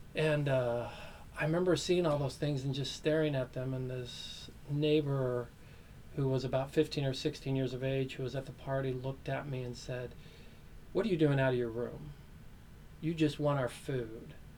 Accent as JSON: {"language": "English", "town": "Meridian", "region": "Idaho", "country": "United States", "tie": "born or raised there", "said": "I grew up in Meridian, Idaho, this small little community just outside of Boise"}